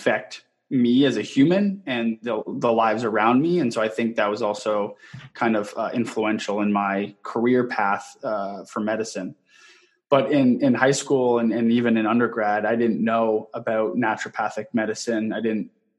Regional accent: southwestern Ontario, Canada; moved away as an adult; now in Gilbert, United States; born and raised in Canada, in southwestern Ontario

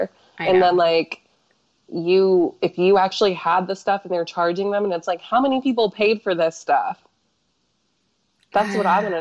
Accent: South Carolina, United States; I'm from South Carolina. And people, everybody sounds like that.

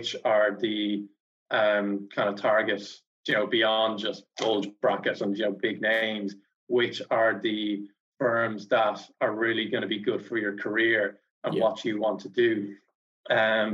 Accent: Ireland; I'm from Ireland

